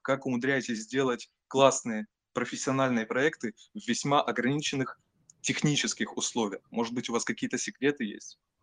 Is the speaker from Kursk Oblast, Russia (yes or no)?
no; Taganrog, Rostov Oblast, Russia; moved away as an adult; also born or lived in Tatarstan; now in Moscow, Russia; все детство я провел в Ростовской области, городе Таганроге